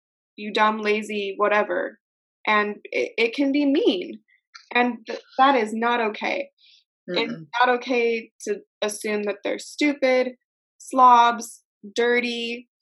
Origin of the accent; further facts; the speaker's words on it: United States; I'm from America